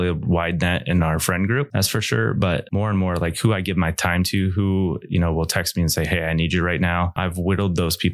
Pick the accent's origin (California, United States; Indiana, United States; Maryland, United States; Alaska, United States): Indiana, United States; Goshen; from Northern Indiana here, Goshen. Like, this is where I was raised.